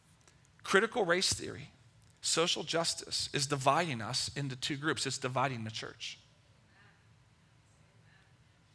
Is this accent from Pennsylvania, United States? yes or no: yes; Level Green, Pennsylvania, United States; also born or lived in Lower Hill District, Pittsburgh; I grew up in Level Green. In Penn Trafford High School at that time